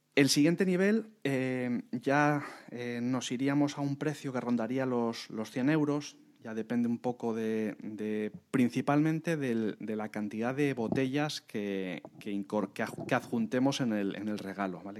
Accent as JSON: {"language": "Spanish", "town": "Madrid", "region": "Community of Madrid", "country": "Spain", "said": "somos eh, de Madrid"}